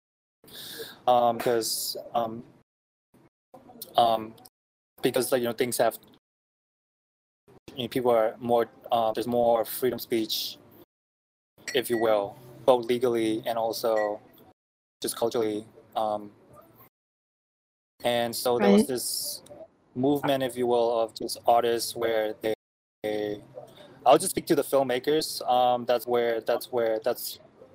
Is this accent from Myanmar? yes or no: yes; Myanmar; moved away as an adult; now in United States; I am from Burma/Myanmar, which is a country in Southeast Asia, and that's basically where I'm born and raised until I moved to America for college